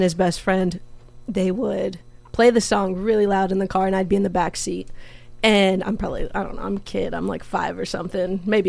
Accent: Camarillo, California, United States; also born or lived in Simi Valley / Oxnard; I'm from Simi Valley. Okay. I grew up in Camarillo. I actually kind of grew up in Oxnard. I had a lot of family friends that lived in Oxnard, so I was out here all the time when I was a kid.

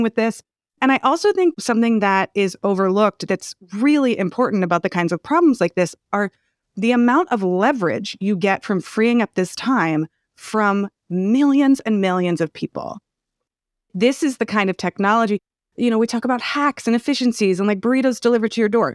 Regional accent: Palo Alto, California, United States; I grew up in Palo Alto

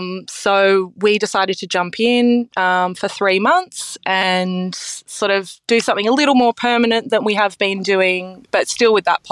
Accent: Sydney, New South Wales, Australia; also born or lived in Chippendale; I am a Sydney girl through and through. I grew up in Chippendale. My parents are still there in the house I grew up in.

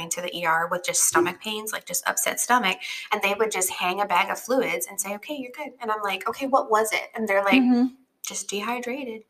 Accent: Hawaii, United States; also born or lived in West Texas; now in Alabama, United States; I'm from Hawaii.

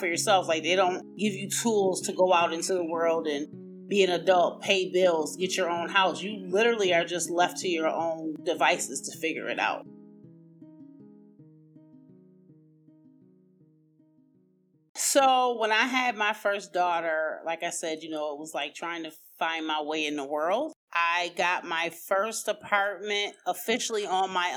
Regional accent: Buffalo, New York, United States; I am from Buffalo, New York, the land of the snow

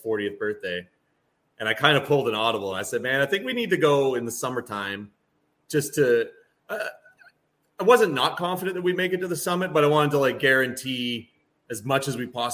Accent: Ontario, Canada; I'm Canadian

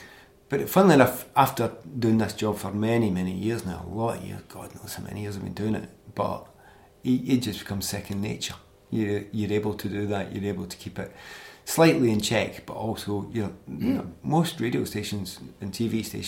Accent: Glasgow, Scotland, United Kingdom; moved away as an adult; I come from East End of Glasgow. My family are all Celtic supporters. And some of them would have been supporting Ireland, not Scotland.

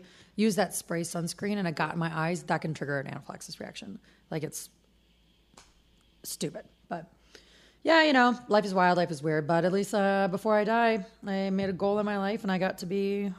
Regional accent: Midwest, United States; now in West Coast, United States; I'm from the Midwest, and it's a very conservative outlook back there.

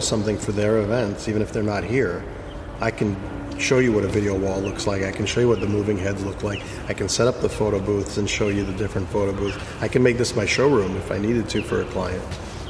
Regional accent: New York, United States; also born or lived in North Africa; You know, growing up in Manhattan

